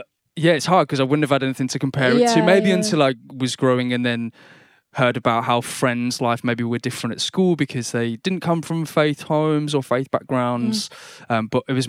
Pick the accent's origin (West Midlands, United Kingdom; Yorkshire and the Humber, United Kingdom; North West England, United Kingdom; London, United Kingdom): West Midlands, United Kingdom; Birmingham; They were of the church I grew up in Silly Oak in Birmingham.